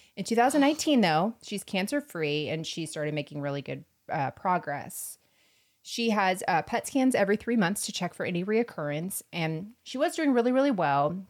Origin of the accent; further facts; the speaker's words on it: Florida, United States; I'm from Florida